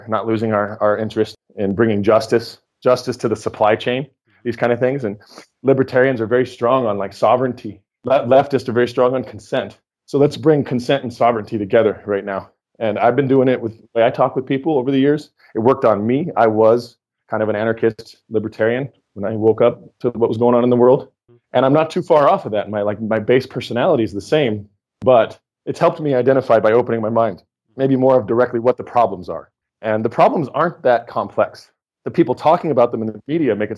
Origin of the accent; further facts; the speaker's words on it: Oregon, United States; I grew up in Red State, Oregon. So I come from Militiaville